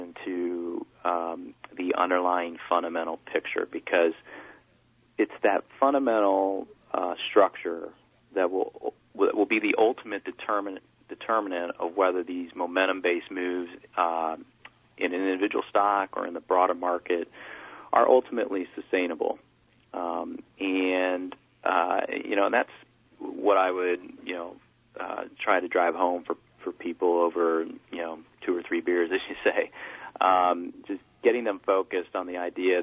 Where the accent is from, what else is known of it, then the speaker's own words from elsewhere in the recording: United States; from being an American